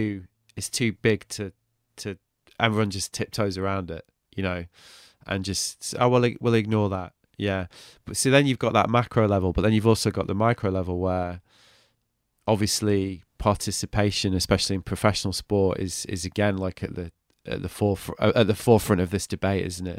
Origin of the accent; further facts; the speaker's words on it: England, United Kingdom; I'm English